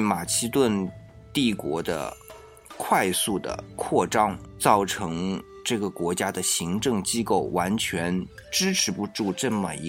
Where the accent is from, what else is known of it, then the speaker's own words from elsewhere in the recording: China; 那么我们讲到是我们中国人的，但是中国人他还是人嘛